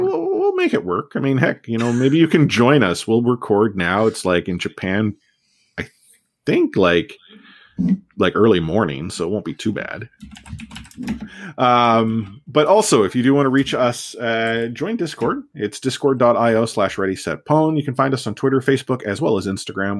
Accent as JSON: {"language": "English", "country": "Canada", "tie": "born or raised there", "said": "I'm a Canadian, you know, born and raised"}